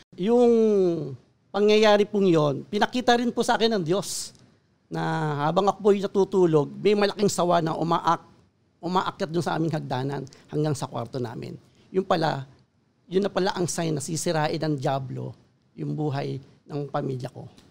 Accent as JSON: {"language": "Tagalog", "town": "Caloocan", "region": "Metro Manila", "country": "Philippines", "tie": "born or raised there", "said": "Ako po ay laking Caloocan. So sa Caloocan po ako natuto ng mga bagay-bagay sa buhay sa mundong ito."}